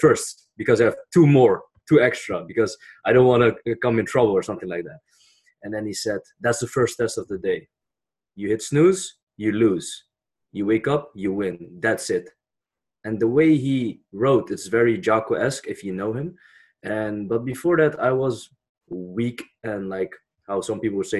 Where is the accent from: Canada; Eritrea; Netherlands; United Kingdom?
Netherlands; I was born in the Netherlands